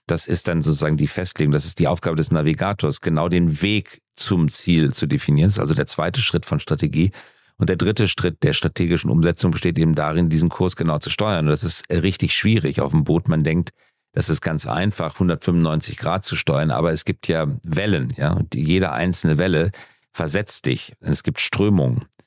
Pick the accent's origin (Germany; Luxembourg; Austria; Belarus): Germany; wir als Deutsche